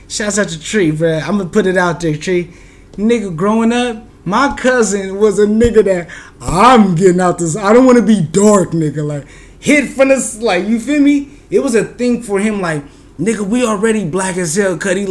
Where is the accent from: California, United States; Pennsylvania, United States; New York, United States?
California, United States; We grew up in California where it's hot as hell